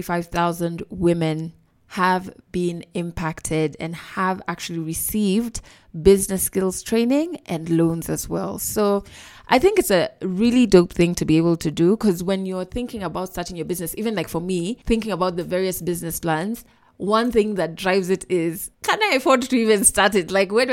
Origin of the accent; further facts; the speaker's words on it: Kenya; as a Kenyan woman